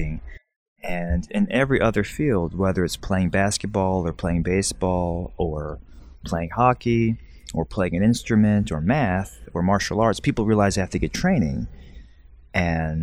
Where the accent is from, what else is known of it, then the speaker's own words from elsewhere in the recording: Alabama, United States; When I was growing up, I grew up in the United States in Alabama